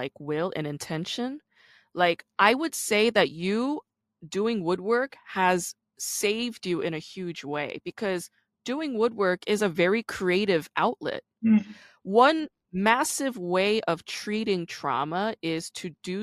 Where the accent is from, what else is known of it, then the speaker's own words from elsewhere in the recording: Busan, South Korea; now in United States; I was born in South Korea. I grew up in Busan.